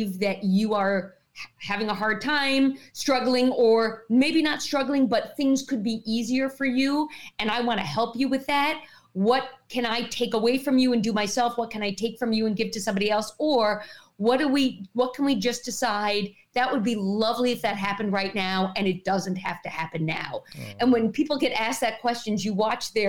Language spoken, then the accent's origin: English; New York, United States; I'm from New York